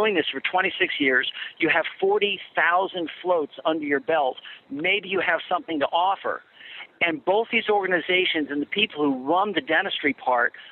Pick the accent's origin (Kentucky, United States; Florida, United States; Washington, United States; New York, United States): New York, United States; Chappaqua; moved away; the town that I went to, that I lived in my first 18 years of life. So everybody knows Reader's Digest from Chappaqua, New York